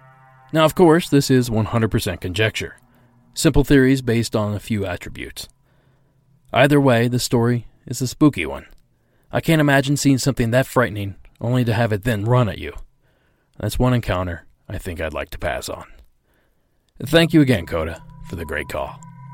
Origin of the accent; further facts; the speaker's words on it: New Mexico, United States; also born or lived in Utah / Arizona; I am originally from Arizona and New Mexico. I am Navajo Native American. This event happened in September of 1993. I grew up in Utah and Arizona and spent my teenage years in New Mexico.